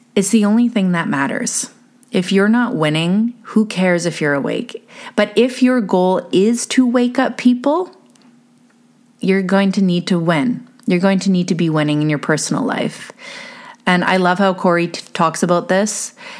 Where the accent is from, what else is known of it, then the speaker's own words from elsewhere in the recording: Canada; being Canadian